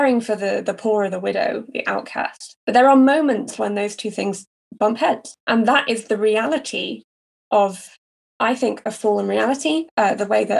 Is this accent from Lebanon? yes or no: no; United Kingdom; As a Brit with no experience of the US context